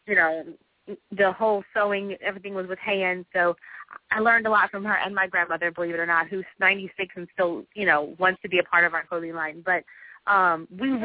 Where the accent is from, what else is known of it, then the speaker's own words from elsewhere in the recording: New Orleans, Louisiana, United States; also born or lived in Atlanta, Georgia; New Orleans is my home, and I love it here